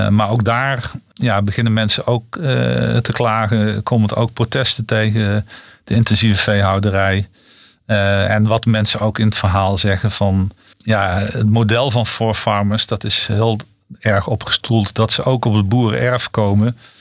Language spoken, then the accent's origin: Dutch; North Brabant, Netherlands; ik kom, ik kom zelf uit Brabant en weliswaar uit de Brabantse stad.